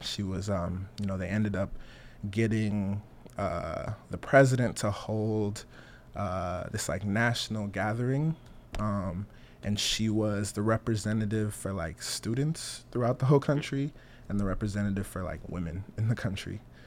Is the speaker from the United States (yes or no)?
yes; Las Vegas, Nevada, United States; also born or lived in Togo; I was born in Togo, small country in West Africa, directly to the east of Ghana. Uh, came here with my mom. My mom was a political refugee uh, in '96. I was four years old. Um, grew up in Las Vegas.